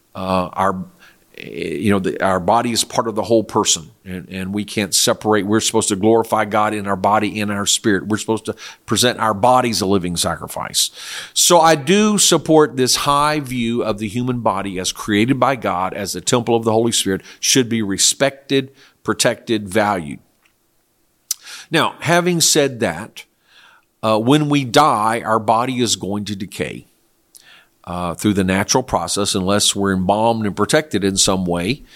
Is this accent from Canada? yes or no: no; South Korea; moved away; I was raised in Korea